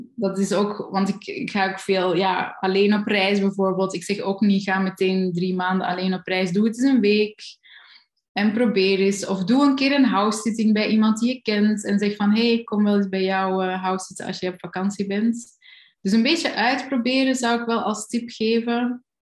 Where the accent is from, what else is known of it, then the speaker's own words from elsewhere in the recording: Kalmthout, Flanders, Belgium; accent: Flemish; moved away; also born or lived in Germany; in de buurt van waar ik opgegroeid ben, dat is Kalmthout, zo in het noorden tegen de Nederlandse grens